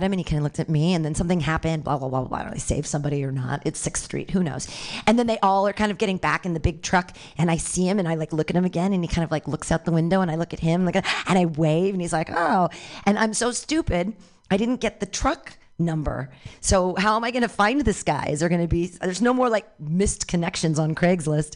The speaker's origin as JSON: {"language": "English", "town": "Danville", "country": "United States", "tie": "born or raised there"}